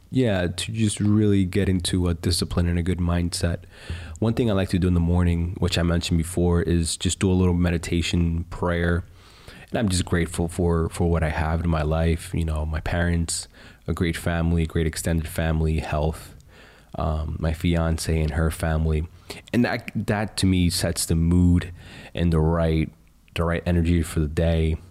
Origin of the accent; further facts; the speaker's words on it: United States; As an American